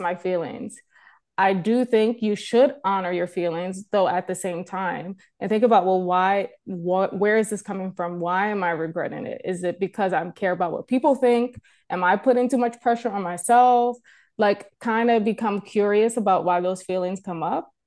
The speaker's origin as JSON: {"language": "English", "country": "United States", "tie": "born or raised there", "moved": "as an adult", "lives_now": "Canada", "said": "I am a American born, um, but I'm a Canadian resident now"}